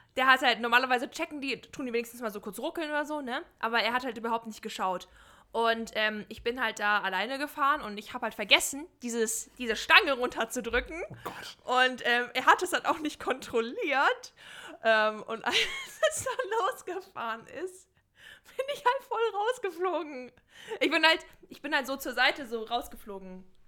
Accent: North Rhine-Westphalia, Germany; moved away; Ich komme ja ursprünglich aus Nordrhein-Westfalen

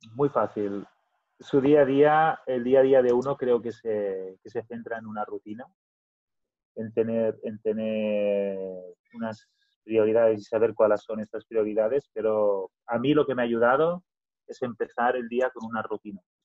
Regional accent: Catalonia, Spain; first language Catalan; Spanish is a second language; los catalanes hablamos el catalán porque es lo que hemos aprendido, es el idioma más fácil, es el idioma de la tierra nuestra

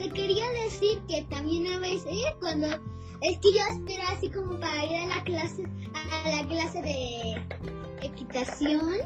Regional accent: Mexico City, Mexico; born there; nací en la Ciudad de México y luego, luego me llevaron para esa casa y ahí estuve seis años

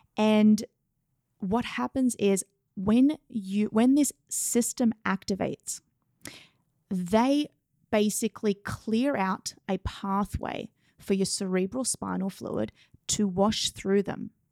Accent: Australia; moved away as an adult; now in New York City, United States; I'm from Australia

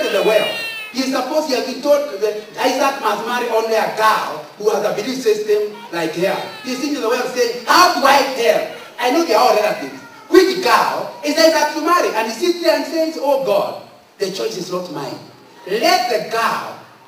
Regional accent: Central Province, Kenya; I'm from Central

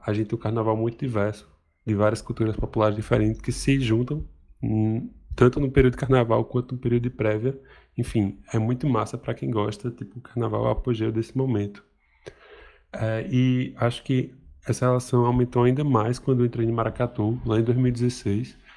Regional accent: Recife, Pernambuco, Brazil; also born or lived in Surubim, Pernambuco; sou de Pernambuco, de Recife

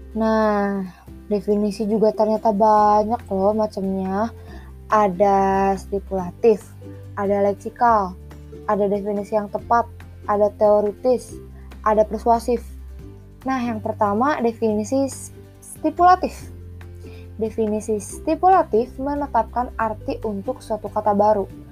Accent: West Java, Indonesia; Aku suku Sunda

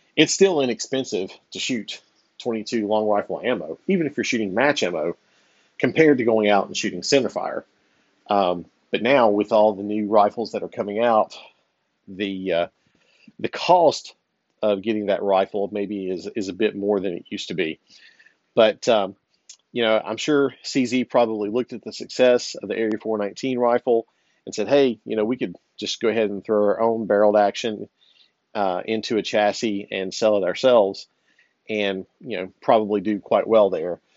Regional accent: Virginia, United States; moved away; my home state of Virginia. Uh, I don't live there anymore

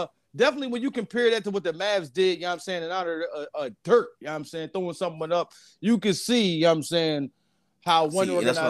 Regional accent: Philadelphia, Pennsylvania, United States; growing up in Philadelphia, man, we always had Brian Dawkins.

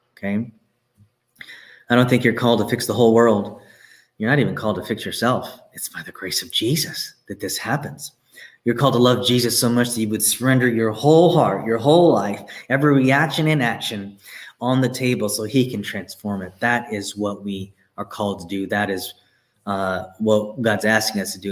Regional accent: Texas, United States; I'm from Texas. There are streets, my parents live on a street uh, called Plantation Lane, okay? This is all around me growing up.

